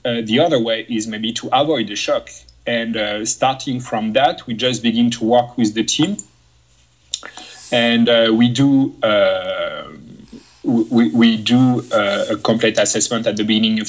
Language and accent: English; France; English is a second language; moved away as an adult; now in Moncton, Canada; I come from France